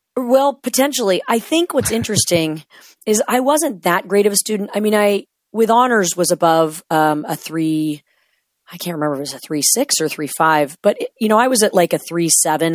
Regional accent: Washington, United States; I drove back home into my hometown, done with my training

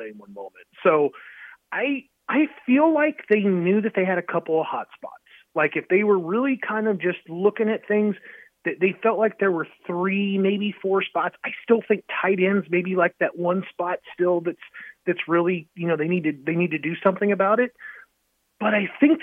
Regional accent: Columbus, Nebraska, United States; my hometown of Columbus, Nebraska

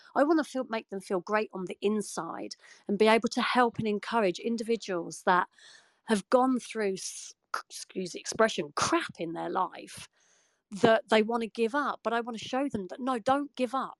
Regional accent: United Kingdom

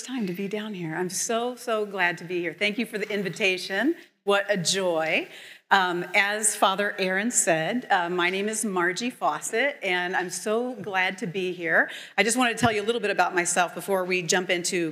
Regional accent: Indianapolis, Indiana, United States; now in Chicago, United States; I grew up in Indianapolis

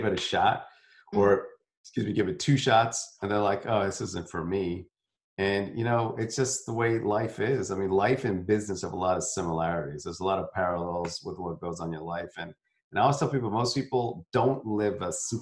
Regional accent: South India, India; I'm from, I'm South Indian.

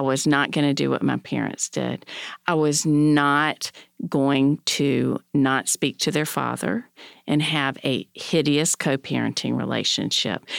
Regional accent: North Carolina, United States; I was born in North Carolina in the sixties

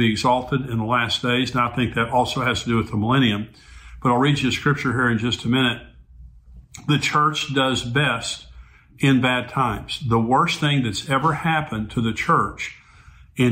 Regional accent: United States; I grew up, I was born in 1953, and I grew up in Christian America.

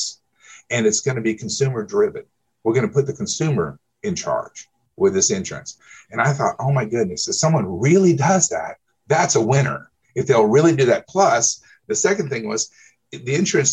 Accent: Oklahoma City, Oklahoma, United States; I'm from Oklahoma City.

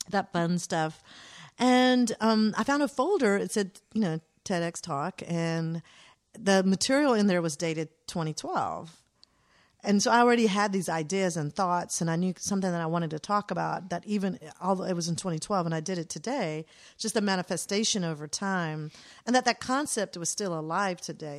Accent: Atlanta, Georgia, United States; growing up in Atlanta

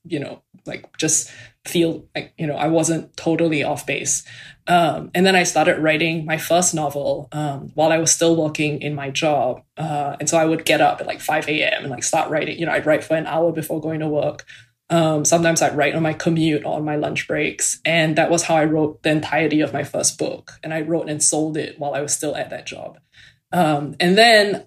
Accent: Singapore; moved away as an adult; now in United States; So I'm from Singapore. I grew up there.

